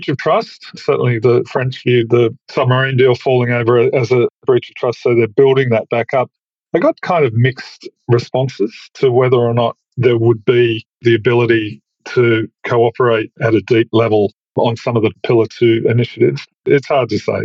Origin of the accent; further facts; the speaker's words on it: Australia; as an Australian